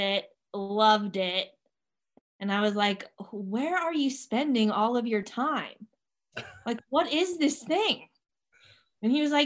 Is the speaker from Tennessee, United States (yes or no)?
yes; Clarksville, Tennessee, United States; moved away as an adult; also born or lived in Manchester, New Hampshire / Boston / New Jersey; we were stationed at Fort Campbell, Kentucky, which is right outside of Clarksville, Tennessee. That's where I grew up for 23 years